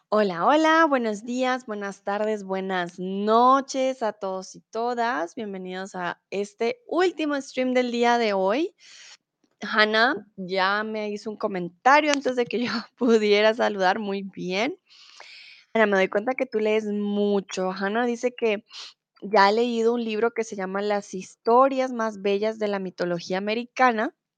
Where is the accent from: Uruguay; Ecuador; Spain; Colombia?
Colombia; also born or lived in Mexico; now in Germany; soy de Colombia, comúnmente vivo en Alemania, ahora estoy en México